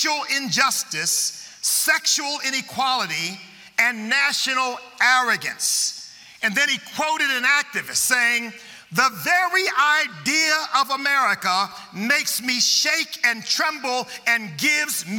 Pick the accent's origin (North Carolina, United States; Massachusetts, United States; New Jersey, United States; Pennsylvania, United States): Pennsylvania, United States; Chester; Born in Chester, Pennsylvania